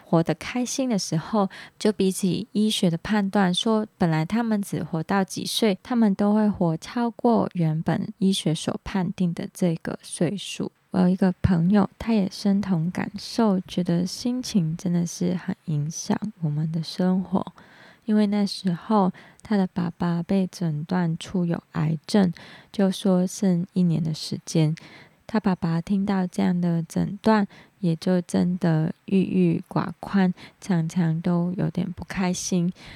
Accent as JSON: {"language": "Chinese", "country": "Hong Kong", "accent": "Hong Kong", "second_language": "Chinese", "moved": "yes", "lives_now": "Taiwan", "said": "我知道我在讲发光这个字一定是有点走音，但是请大家能够体谅，因为我是香港人，接纳我的口音"}